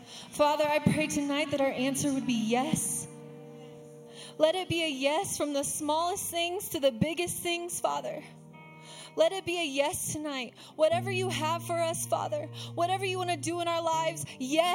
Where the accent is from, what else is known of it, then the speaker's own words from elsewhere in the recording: Arizona, United States; also born or lived in Texas / Flagstaff; I am a desert girl through and through. I was born and raised in Arizona, lived in the desert my whole life